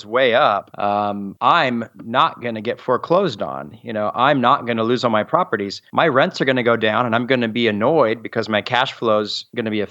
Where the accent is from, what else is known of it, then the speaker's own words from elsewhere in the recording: Southern California, United States; moved away as an adult; also born or lived in Montgomery, Alabama; I'm from Southern California, a much bigger city.